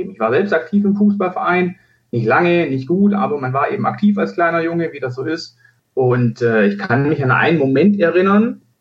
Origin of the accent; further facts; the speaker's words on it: Stuttgart, Baden-Württemberg, Germany; born there; Ich bin gebürtig aus Stuttgart, sogar aus Bad Cannstatt.